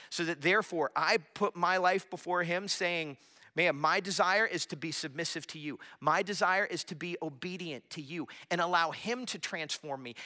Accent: Florida, United States; I grew up in Florida

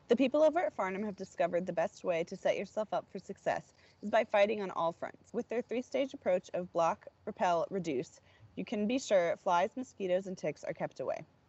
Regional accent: Florida, United States; I'm from Florida

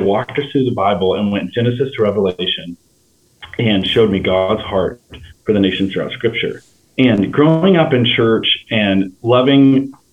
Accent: Winslow, Arkansas, United States; also born or lived in California; I grew up as a pastor's kid in Winslow, Arkansas

